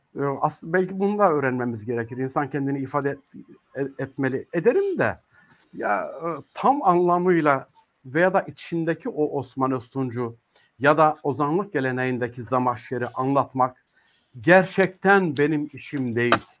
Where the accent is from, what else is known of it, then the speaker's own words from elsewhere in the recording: Çamlıbel, Tokat, Turkey; Ben Tokatlıyım. Ee, Tokat'ın Çamlıbel nahiyesinde dünyaya geldim.